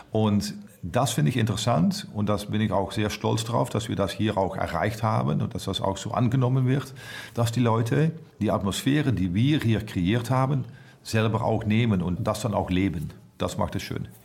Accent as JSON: {"language": "German", "country": "Netherlands", "second_language": "German", "said": "ich bin Holländer, ich bin ziemlich offen."}